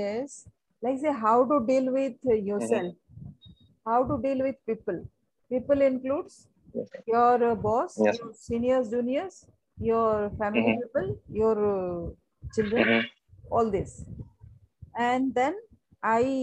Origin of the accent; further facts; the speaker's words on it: Sundargarh, Odisha, India; I'm from Odisha